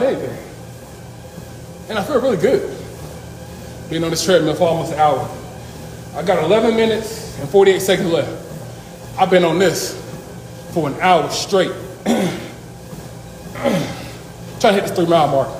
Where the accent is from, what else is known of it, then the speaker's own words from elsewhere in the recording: North Carolina, United States; my home state of North Carolina